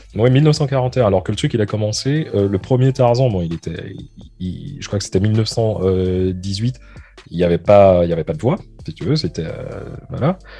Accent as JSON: {"language": "French", "country": "Martinique", "tie": "born or raised there", "said": "je suis martiniquais, je suis né à la Martinique"}